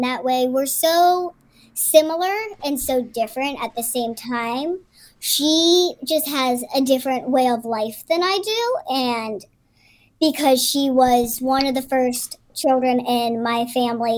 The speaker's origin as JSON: {"language": "English", "town": "Pittsburgh", "region": "Pennsylvania", "country": "United States", "tie": "born or raised there", "said": "Where I grew up in Pittsburgh"}